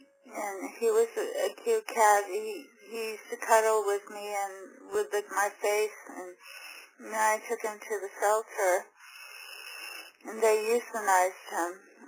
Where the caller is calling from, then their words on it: Phoenix, Arizona, United States; I'm from Phoenix, Arizona, and I have a question.